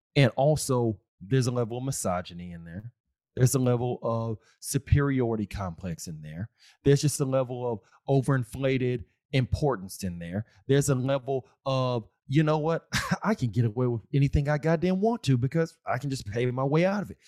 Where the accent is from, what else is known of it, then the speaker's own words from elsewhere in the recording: Austin, Texas, United States; I'm from Austin, Texas. Still live in Texas